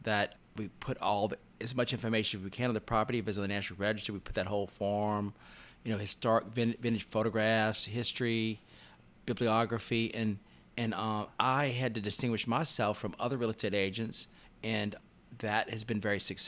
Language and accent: English; Jeanerette, Louisiana, United States; moved away as an adult; now in New Orleans, United States; I grew up in South Louisiana in a little town called Generette on the Bayou Teche